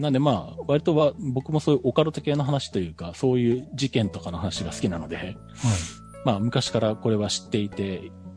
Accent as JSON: {"language": "Japanese", "town": "Nagoya", "region": "Aichi", "country": "Japan", "tie": "born or raised there", "said": "僕が生まれ育った名古屋とか、あの、愛知県"}